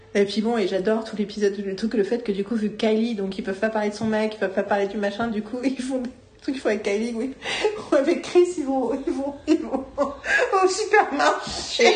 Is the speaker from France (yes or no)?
yes; Paris, Île-de-France, France; je suis parisienne